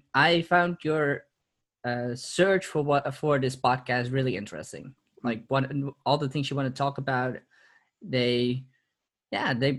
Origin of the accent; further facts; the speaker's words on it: Purmerend, North Holland, Netherlands; also born or lived in Amsterdam; So, I'm originally from Amsterdam. I've lived there for 2 years. Moved away once I was two. And have been living in Purmerend, which is a city nearby, for the last 24 years.